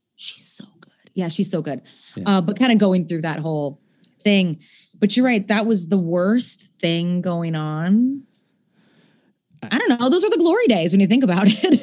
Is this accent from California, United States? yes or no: no; Seattle, Washington, United States; moved away; I grew up in Seattle